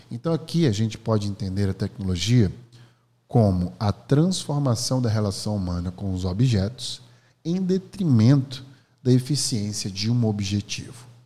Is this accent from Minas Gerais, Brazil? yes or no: no; Alagoas, Brazil; eu sou …, sou professor, empreendedor, sou de Alagoas.